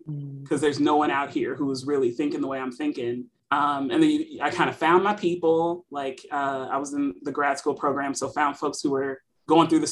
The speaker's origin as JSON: {"language": "English", "town": "Los Angeles", "region": "California", "country": "United States", "tie": "born or raised there", "also_born_or_lived": "Arizona / Kansas", "moved": "as an adult", "said": "I'm from the coast. So I grew up in Los Angeles, California, all over Southern California"}